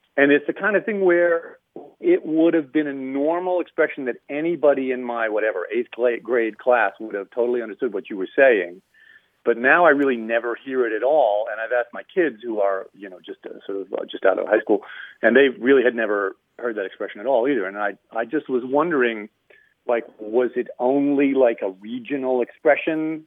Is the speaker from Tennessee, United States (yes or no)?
no; Erie, Pennsylvania, United States; now in New York City, United States; I grew up in Erie, Pennsylvania